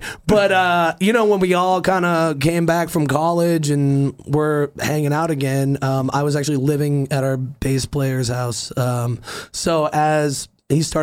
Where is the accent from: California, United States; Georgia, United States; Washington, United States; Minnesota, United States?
California, United States; born or raised there; also born or lived in Cape Cod, Massachusetts